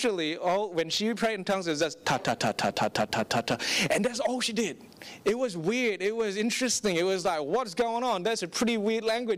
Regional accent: Singapore; I grew up in Singapore, and for 15 years of my life

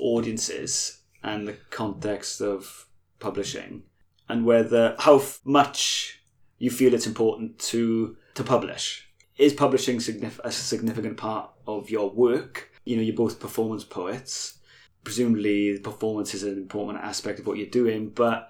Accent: Bridgend, Wales, United Kingdom; We are from Bridgend

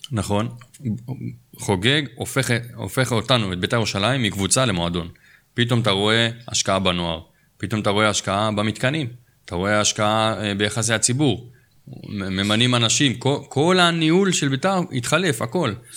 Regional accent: Jerusalem, Jerusalem District, Israel; אנחנו כירושלמים

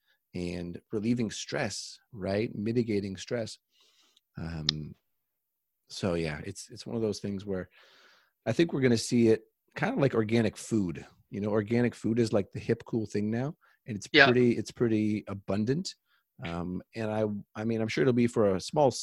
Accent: Canada; I'm from Canada

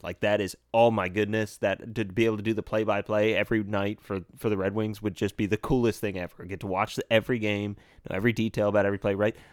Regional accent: United States; we're American

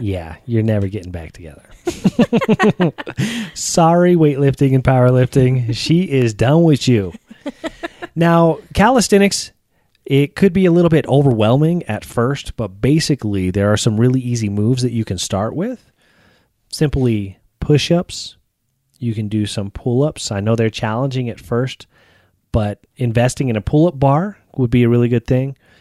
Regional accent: Texas, United States; I grew up in Texas

